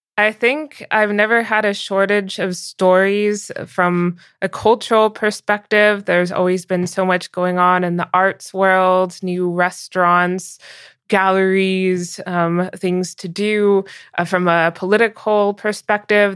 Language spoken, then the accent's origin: English; United States; moved away as an adult; also born or lived in San Francisco; now in Berlin, Germany; I'll always be strongly American because that's where I grew up and still spent the bulk of my life